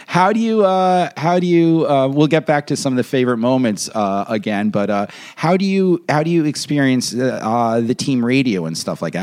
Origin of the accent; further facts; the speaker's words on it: New York, United States; I'm a New Yorker